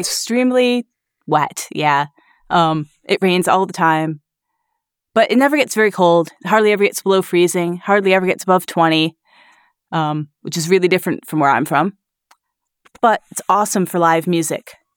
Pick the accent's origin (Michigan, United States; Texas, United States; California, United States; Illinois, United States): Michigan, United States; Grand Rapids; now in Glasgow, United Kingdom; I'm from Grand Rapids, Michigan